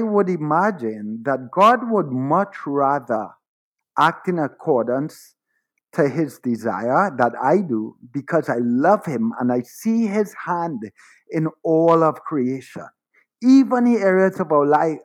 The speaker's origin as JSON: {"language": "English", "country": "Trinidad & Tobago", "tie": "born or raised there", "said": "I was born in Trinidad to a father of Syrian and Middle Eastern ancestry and a mother of Irish and European ancestry. And I lived my entire life in Trinidad"}